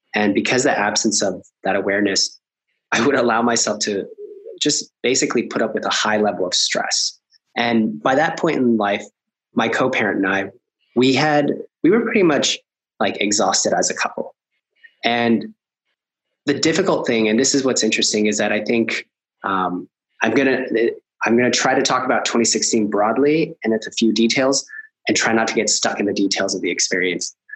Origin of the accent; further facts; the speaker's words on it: Alaska, United States; also born or lived in Colombia; we immigrated from Colombia. We moved up to Alaska, which in the 80s, it was basically the bottom of the recession